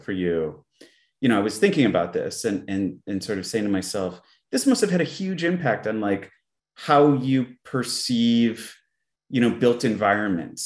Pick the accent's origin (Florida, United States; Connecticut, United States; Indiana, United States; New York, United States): Connecticut, United States; growing up in Connecticut